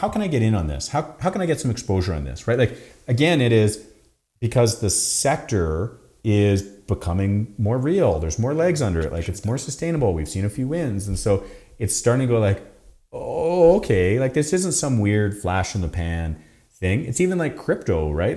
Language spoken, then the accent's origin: English; Canada; we're so Canadian